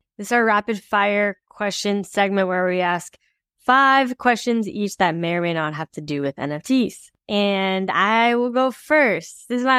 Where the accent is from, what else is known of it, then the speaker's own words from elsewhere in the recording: Texas, United States; Hey, I'm from Texas.